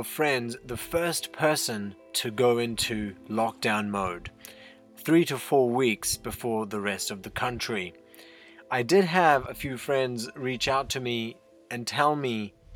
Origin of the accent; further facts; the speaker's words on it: India; now in New Zealand; Having been born and brought up in India